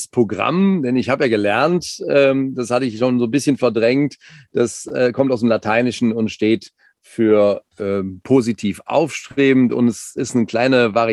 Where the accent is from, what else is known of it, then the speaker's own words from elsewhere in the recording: Cologne, North Rhine-Westphalia, Germany; Und ich bin ja nun sehr viel mit meinem Reisemobil unterwegs und als Kölner auf dem Weg an die niederländische Küste